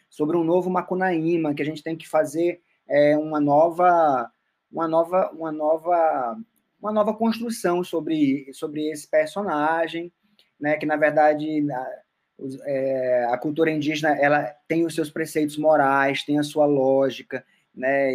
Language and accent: Portuguese; Roraima, Brazil; moved away as an adult; also born or lived in Paraíba; now in Manaus, Brazil; Eu nasci na Paraíba, mas fui muito jovem com minha mãe né, para Roraima. Minha mãe fez um concurso público em Roraima, e eu, com sete anos, né, comecei a minha vida de nortista